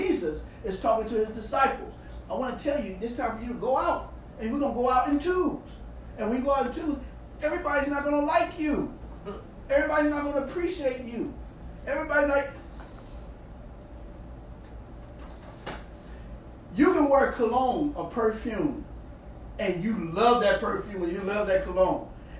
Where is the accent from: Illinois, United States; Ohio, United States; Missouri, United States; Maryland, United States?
Missouri, United States; St. Louis; moved away; I was raised in St. Louis